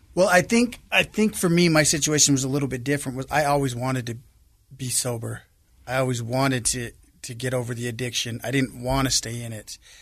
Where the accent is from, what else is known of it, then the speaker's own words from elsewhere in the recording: Salt Lake City, Utah, United States; I grew up here in Salt Lake. uh, on the west side of Salt Lake, the Glendale area